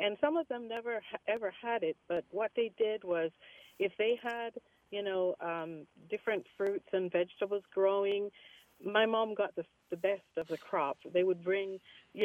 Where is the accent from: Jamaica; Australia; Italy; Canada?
Jamaica; my mom was active in the Baptist church where we grew up in Jamaica, in the country.